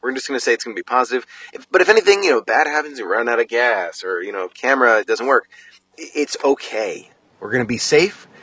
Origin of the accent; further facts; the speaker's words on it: United States; I'm, I'm American